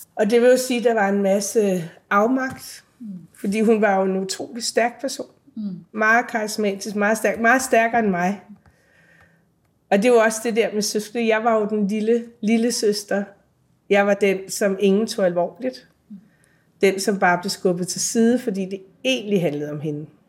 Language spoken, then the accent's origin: Danish; Værløse, Capital Region of Denmark, Denmark; born or raised there; moved away as an adult; also born or lived in Copenhagen